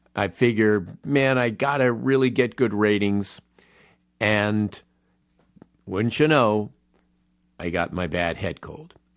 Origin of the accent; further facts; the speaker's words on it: Los Angeles, California, United States; born and raised in Los Angeles, I have a real nostalgic love of this town.